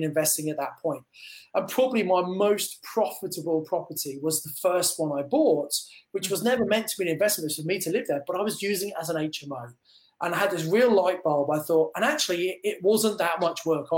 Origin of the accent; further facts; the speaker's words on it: Kent, South East England, United Kingdom; moved away as an adult; also born or lived in Birmingham; I come from Kent originally, but I live and was working in Birmingham